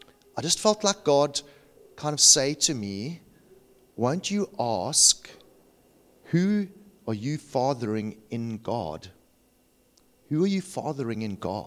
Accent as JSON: {"language": "English", "town": "Cape Town", "region": "Western Cape", "country": "South Africa", "said": "I'm from Cape Town"}